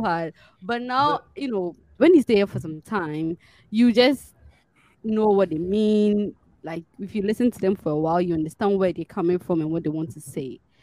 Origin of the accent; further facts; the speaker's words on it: Ghana; moved away; I'm from Ghana.